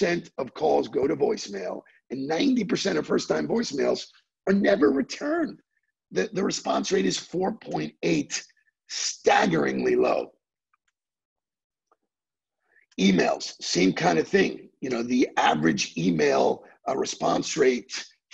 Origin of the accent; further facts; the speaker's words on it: New York, United States; moved away; I was born in New York.